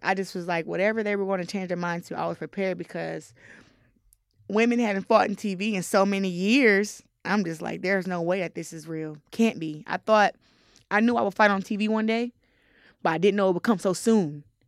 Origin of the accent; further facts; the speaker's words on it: Flint, Michigan, United States; I'm from Flint, Michigan